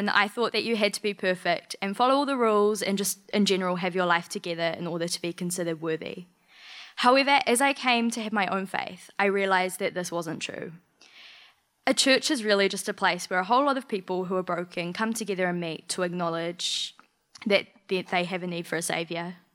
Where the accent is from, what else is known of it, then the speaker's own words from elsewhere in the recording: Macedon, Victoria, Australia; born there; Okay, I was originally born in Macedon